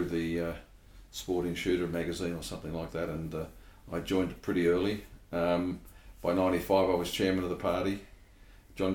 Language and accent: English; Sydney, New South Wales, Australia; I was born in Australia, but I was an urban kid. {S0} Yeah. {S1} In Sydney